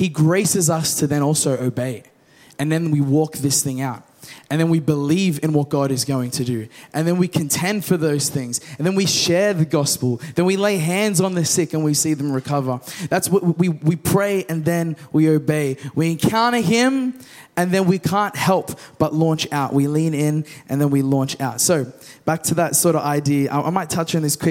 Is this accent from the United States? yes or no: no; Australia; We're from the West. Australia.